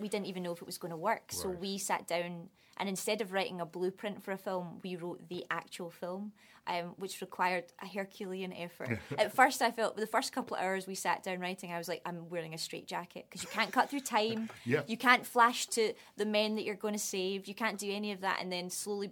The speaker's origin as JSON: {"language": "English", "region": "Scotland", "country": "United Kingdom", "also_born_or_lived": "London", "accent": "Scottish", "moved": "yes", "said": "I'm not Irish, but I passed for it because the Scottish accent is close enough."}